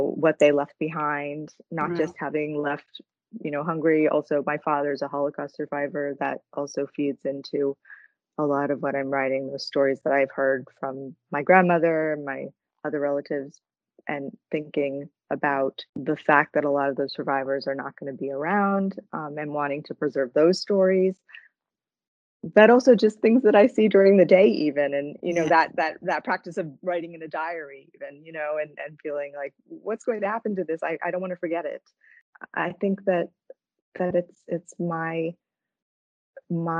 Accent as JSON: {"language": "English", "region": "New Jersey", "country": "United States", "tie": "born or raised there", "said": "I grew up in New Jersey, but my parents came there from Canada"}